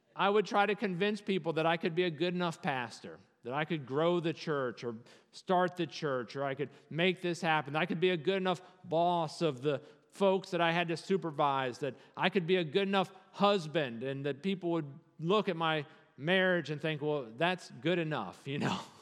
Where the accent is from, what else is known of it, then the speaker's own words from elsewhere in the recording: Virginia, United States; As a Virginian